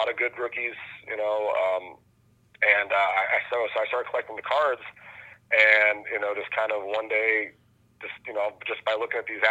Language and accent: English; Bay Area, California, United States; I'm from the Bay Area. That's where I was born and raised